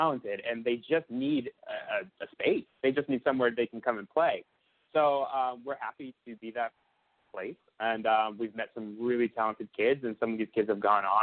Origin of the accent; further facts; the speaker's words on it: Boston, Massachusetts, United States; Growing up in Boston was great.